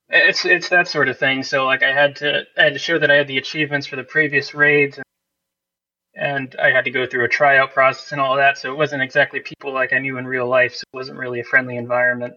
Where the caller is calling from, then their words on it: Poughkeepsie, New York, United States; I'm calling from Poughkeepsie, New York.